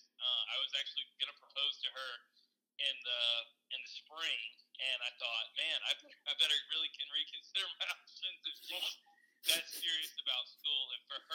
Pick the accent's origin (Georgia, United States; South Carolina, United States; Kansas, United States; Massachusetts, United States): Georgia, United States; Columbus; We grew up in Columbus, Georgia